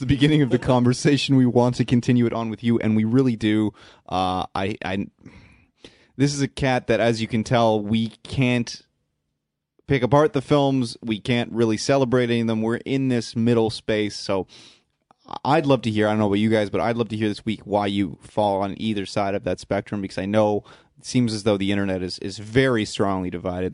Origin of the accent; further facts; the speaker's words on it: Canada; we're nice Canadian boys.